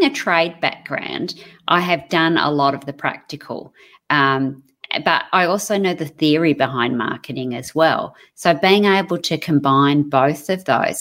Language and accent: English; Melbourne, Victoria, Australia; moved away; when I was born in Melbourne, so when I lived in Melbourne, my parents had an apple orchard